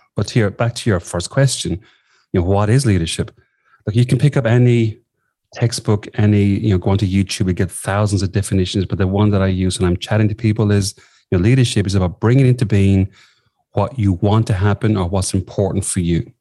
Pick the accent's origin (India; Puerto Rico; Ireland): Ireland; southwest of Ireland; moved away as an adult; also born or lived in Sligo, Ireland / London, United Kingdom; now in Australia; I grew up in the Southwest of Ireland